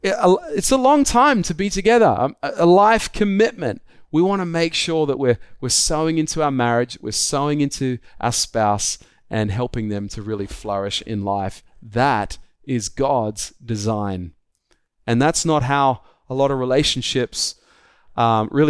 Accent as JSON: {"language": "English", "country": "Australia", "said": "I'm an Australian"}